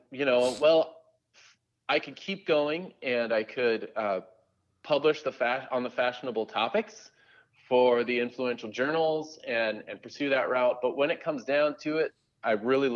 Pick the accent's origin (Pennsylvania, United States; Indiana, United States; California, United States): California, United States; Southern; I grew up in suburban Southern California